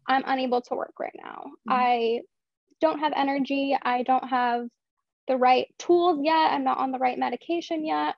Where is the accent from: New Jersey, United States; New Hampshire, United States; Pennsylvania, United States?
Pennsylvania, United States; Philadelphia; I am from Philadelphia